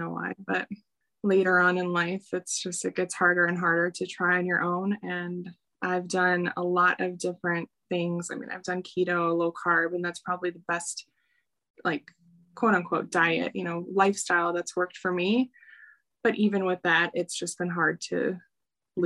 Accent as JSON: {"language": "English", "town": "Chicago", "region": "Illinois", "country": "United States", "said": "I'm from Chicago."}